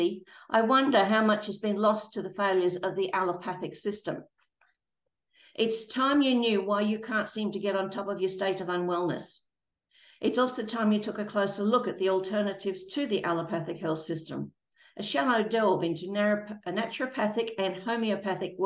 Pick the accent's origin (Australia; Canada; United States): Australia